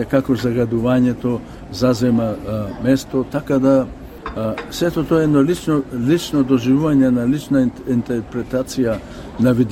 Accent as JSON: {"language": "Macedonian", "town": "Bitola", "region": "Pelagonia", "country": "North Macedonia", "tie": "born or raised there", "moved": "yes", "lives_now": "Australia", "said": "ние сме од Битола, јас сум од Битола. Тоа мене ми е гнездото, тоа мене ми е седелото."}